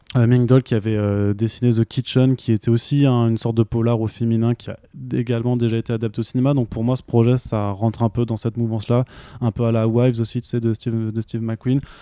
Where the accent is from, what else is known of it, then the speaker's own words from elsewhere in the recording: Alsace, Grand Est, France; also born or lived in Italy; je suis alsacien aussi et je l'assume complètement